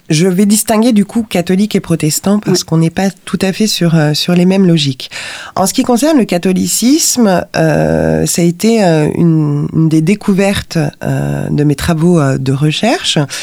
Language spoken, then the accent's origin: French; Lyon, Auvergne-Rhône-Alpes, France; je suis originaire de Lyon